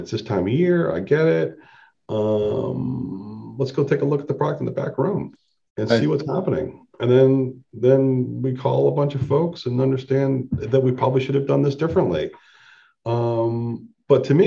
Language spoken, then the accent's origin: English; Boston, Massachusetts, United States; I grew up in Boston